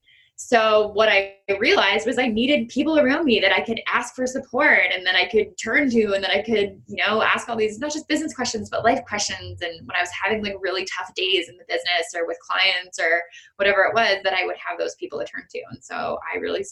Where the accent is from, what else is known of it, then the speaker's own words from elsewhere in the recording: Canada; I have in being Canadian